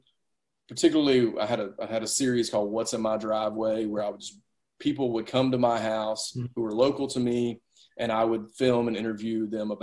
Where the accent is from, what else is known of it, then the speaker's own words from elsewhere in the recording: the South, United States; And I'm from the South. I want to shake everybody's hand.